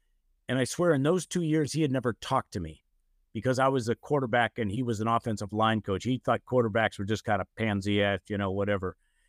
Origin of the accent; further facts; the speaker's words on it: Erie, Pennsylvania, United States; there were seven of us siblings growing up in Western Pennsylvania in Erie, and we just played football out on the side yard.